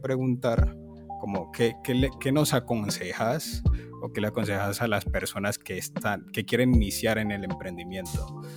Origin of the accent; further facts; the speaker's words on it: Colombia; como colombiano